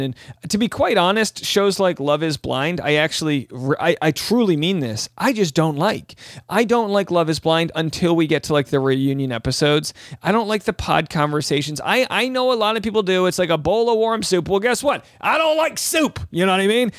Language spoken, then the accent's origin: English; New England, United States; now in Southern California, United States; I'm from New England